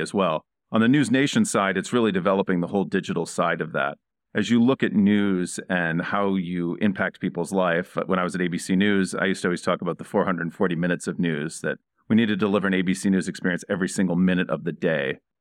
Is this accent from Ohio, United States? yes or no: no; Indiana, United States; I grew up in Indiana